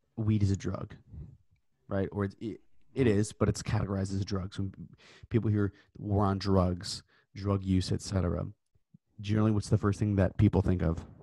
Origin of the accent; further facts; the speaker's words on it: Tennessee, United States; my home state of Tennessee